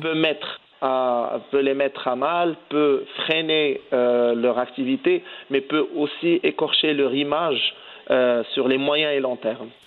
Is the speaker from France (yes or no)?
no; Morocco; en tant que Marocain